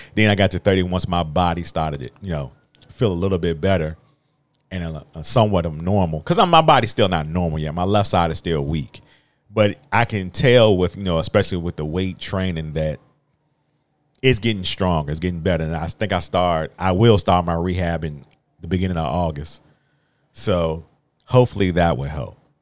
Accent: Virginia, United States; I'm a country boy. I'm from Virginia

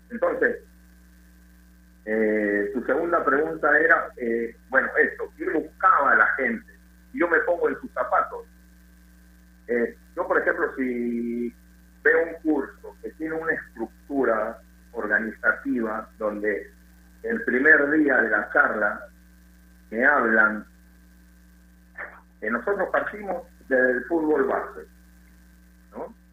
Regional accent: Lima, Peru; moved away as an adult; also born or lived in Venezuela; soy limeño

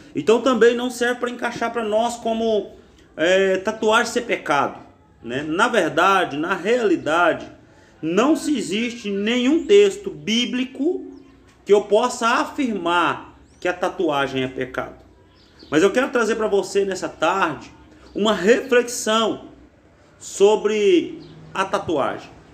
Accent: Brazil; na nossa juventude, na nossa geografia, no Brasil

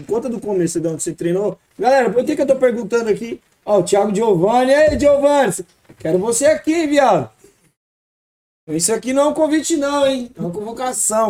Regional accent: Ceará, Brazil; nós do Nordeste, mano, sou do Ceará

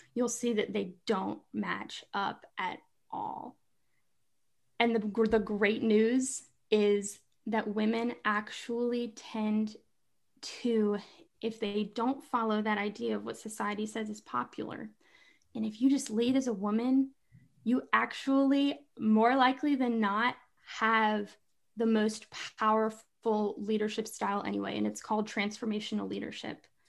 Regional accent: Kentucky, United States; moved away as an adult; now in North Carolina, United States; I live in North Carolina, but I'm from Kentucky.

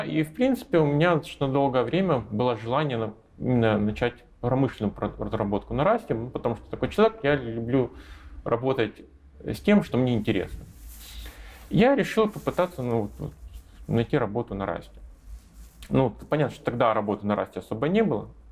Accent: Russia; moved away as an adult; now in Minsk, Belarus; Я, я россиянин, у меня до сих пор российское гражданство

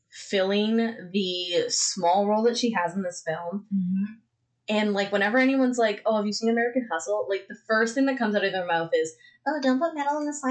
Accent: Canada; We are the little children of Canada.

